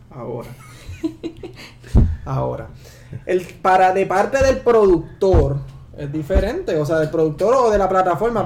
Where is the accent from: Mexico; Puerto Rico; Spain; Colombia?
Puerto Rico; somos puertorriqueños